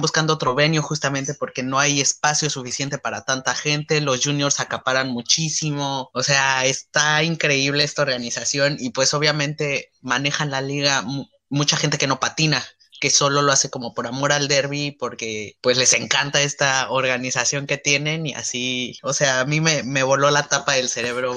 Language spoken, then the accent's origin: Spanish; Mexico; En México creo que la mayoría tenemos ese tamaño